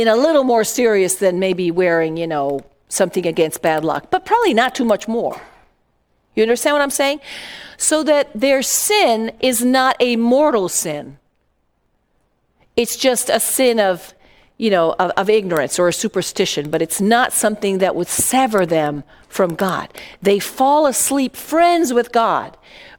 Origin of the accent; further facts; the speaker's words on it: Italy; moved away; I grew up in Italy